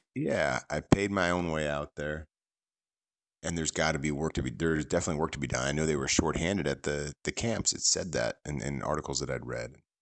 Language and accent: English; San Francisco Bay Area, California, United States; I grew up in in the San Francisco Bay Area